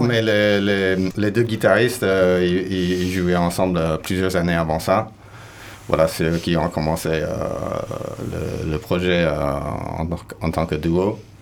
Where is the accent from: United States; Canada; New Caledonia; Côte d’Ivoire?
United States; California; also born or lived in Basque Country, France; now in Landes, France; je viens de Californie